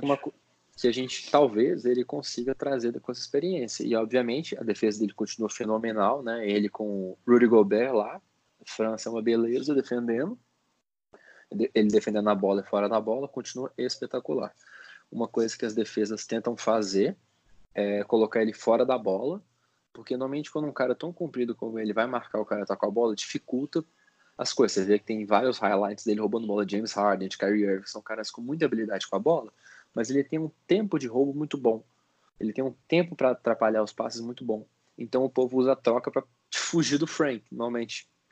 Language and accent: Portuguese; Minas Gerais, Brazil; a gente está em Belo Horizonte, eu e o Bernardo, a gente, nós somos mineiros